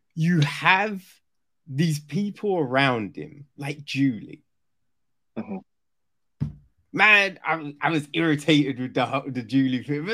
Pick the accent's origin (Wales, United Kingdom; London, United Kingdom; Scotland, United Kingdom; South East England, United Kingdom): London, United Kingdom; Orpington; so I grew up in Kent, right? Grew up in Orpington